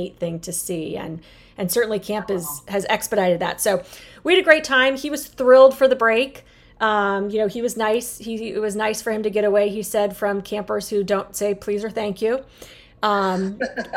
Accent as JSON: {"language": "English", "region": "Arizona", "country": "United States", "tie": "born or raised there", "moved": "yes", "lives_now": "Chesapeake Bay, United States", "said": "I grew up in Arizona. Very different than the Chesapeake Bay, where I am living now"}